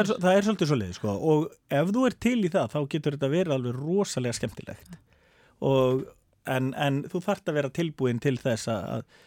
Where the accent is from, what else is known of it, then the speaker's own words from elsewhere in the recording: Akureyri, Northeastern Region, Iceland; also born or lived in Denmark; Ég er fættur upp alveg á Akureyri